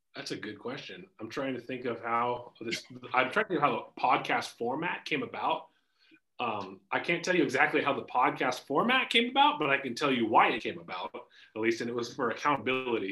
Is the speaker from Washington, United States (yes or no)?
yes; Spokane, Washington, United States; born and raised in Spokane, grew up in Green Bluff, up on the north side